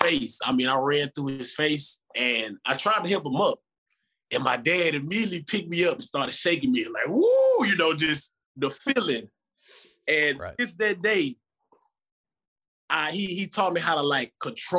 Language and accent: English; Texas, United States; now in Memphis, United States; I'm from Texas